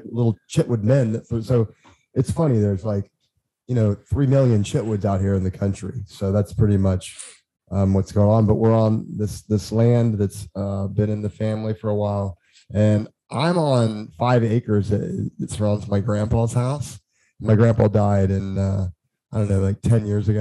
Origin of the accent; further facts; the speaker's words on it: Indiana, United States; I'm from Indiana